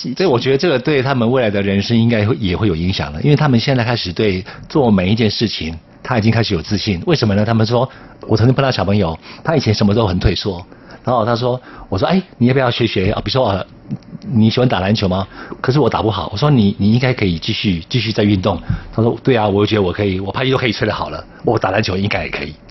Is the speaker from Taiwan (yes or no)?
yes; Taiwan; 我也是在山上长大的